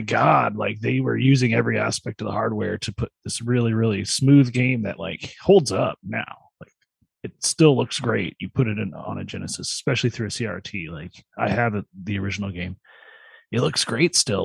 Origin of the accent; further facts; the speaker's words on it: Vermilion County, Illinois, United States; Vermilion County where I'm from originally. I was born in Vermilion County, Illinois